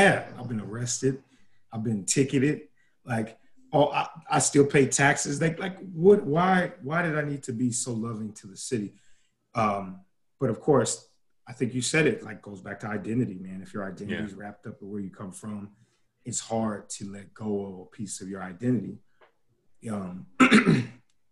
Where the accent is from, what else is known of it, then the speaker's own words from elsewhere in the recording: Dayton, Ohio, United States; growing up in Dayton